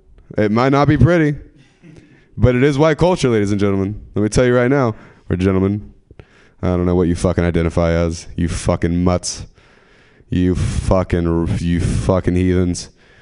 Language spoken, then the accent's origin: English; California, United States; And so where I'm from, the dads in bikini is just not the fat, you know? The 209. Do you know where the 209 is? Yeah. Do you? Stockton, Modesto.